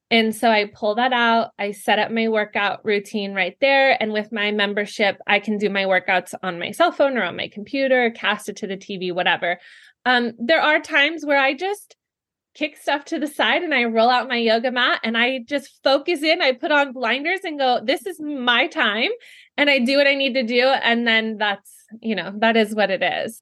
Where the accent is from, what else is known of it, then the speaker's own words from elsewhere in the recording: California, United States; moved away as an adult; now in Ohio, United States; I'm originally from California and born and raised there